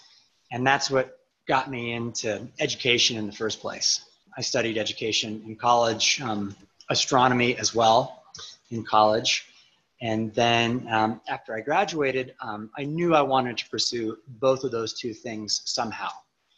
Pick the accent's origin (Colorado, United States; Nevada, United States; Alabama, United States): Nevada, United States; Yerington; also born or lived in Redwood City, California; now in Jackson, United States; Home really feels like the desert of northern Nevada, this